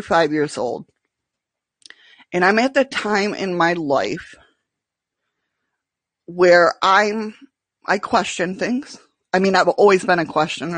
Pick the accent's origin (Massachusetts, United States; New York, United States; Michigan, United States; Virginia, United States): New York, United States; Western; moved away as an adult; now in Alaska, United States; I'm from Western New York